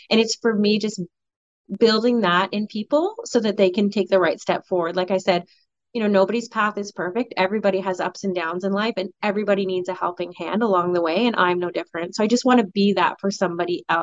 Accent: Colborne, Ontario, Canada; i grew up in a you know i grew up in Colborne it's no secret you know so i didn't have a lot of those experiences

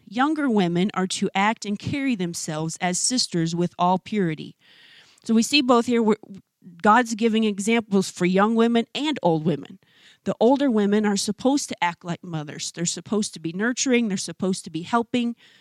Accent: United States; as American women

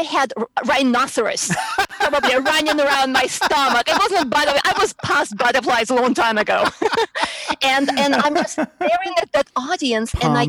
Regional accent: Moscow, Russia; English is a second language; also born or lived in New York; now in Houston, United States; I was in Moscow, yeah.

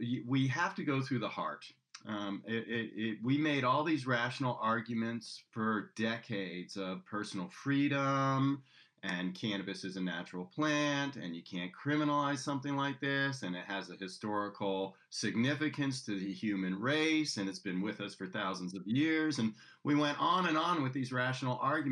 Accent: Washington, District of Columbia, United States; now in California, United States; my hometown where I grew up, Washington, D.C. area

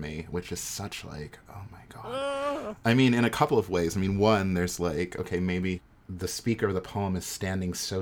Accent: New York, United States; moved away as an adult; also born or lived in Oakland; I'm from New York, but I'm moving to Oakland next week

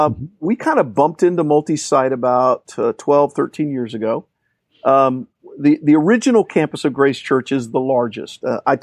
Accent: Orlando, Florida, United States; also born or lived in Puerto Rico; And so we moved in the early 70s to Orlando. And grew up

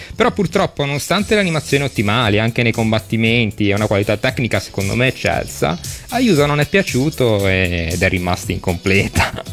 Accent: Genoa, Liguria, Italy; io sono genovese, Liguria

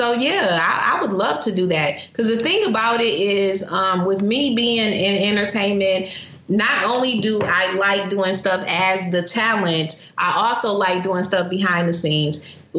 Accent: Grand Rapids, Michigan, United States; moved away as an adult; now in Atlanta, United States; my hometown of Grand Rapids

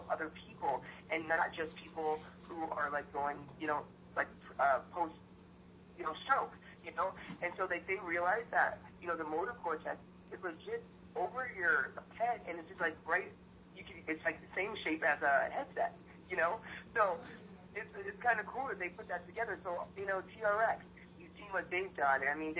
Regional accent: Pennsylvania, United States; also born or lived in California; I grew up in Pennsylvania, so I'm originally from California, but I grew up in Pennsylvania

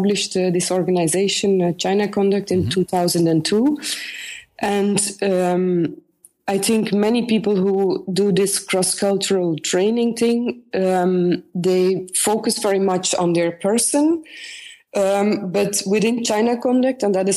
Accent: north of Antwerp, Flanders, Belgium; now in Ghent, Belgium; I was born in the north of Antwerp, very close to the border with Holland, and part of my family was also Dutch.

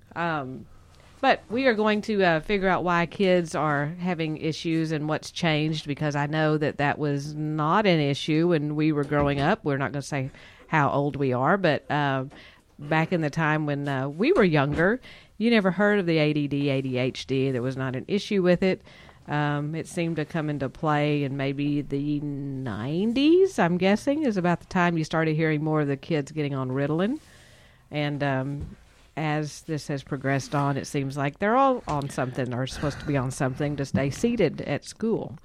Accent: Texas, United States; we are from Texas

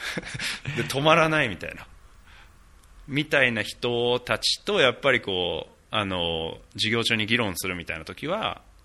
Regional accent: Japan; moved away

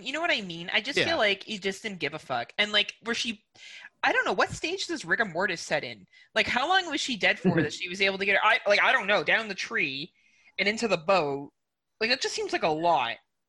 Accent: Canada; Like, it's just not something that I would do as a Canadian. And for me to go find mooses, it's about a 2.5 hour drive up north and I could run into some.

